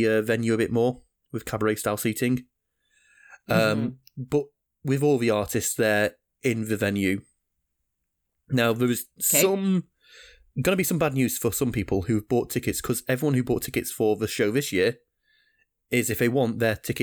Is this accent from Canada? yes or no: no; United Kingdom; my home country, the UK